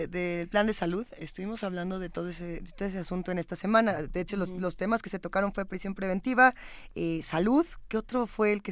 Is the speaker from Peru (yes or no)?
no; Mexico; por lo menos somos mexicanos